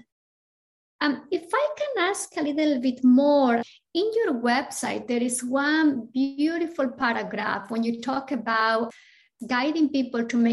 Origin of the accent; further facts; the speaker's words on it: Bolivia; moved away as an adult; now in United States; I came to the States in 2001. I'm coming from Bolivia, South America, from a working class family.